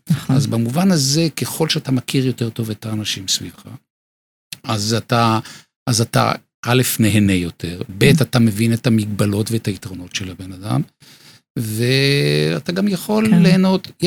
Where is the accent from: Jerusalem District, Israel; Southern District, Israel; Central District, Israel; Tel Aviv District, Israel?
Tel Aviv District, Israel; Bnei Brak; נולדתי בבני ברק.